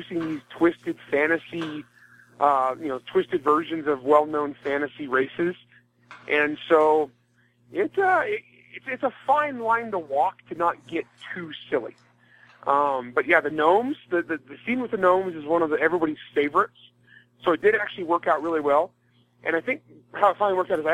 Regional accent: California, United States; also born or lived in Alabama / Mississippi; I grew up in California, a very rural part of California

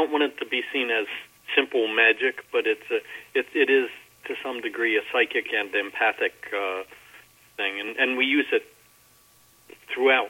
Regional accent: Baltimore, Maryland, United States; we grew up in Baltimore. I grew up in a kind of a strange situation, is that my parents moved out of a very bad section of Baltimore when I was fairly young

